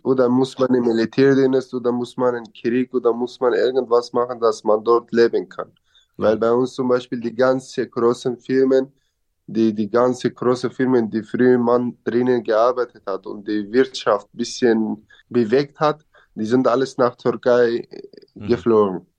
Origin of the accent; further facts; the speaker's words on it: Syria; German is a second language; moved away as an adult; now in Passau, Germany; Eigentlich wollte ich mein Dorf nicht verlassen und ich wollte bei meinen Eltern bleiben.